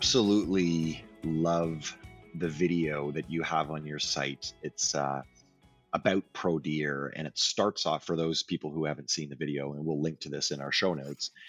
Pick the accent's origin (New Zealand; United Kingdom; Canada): Canada; I'm Canadian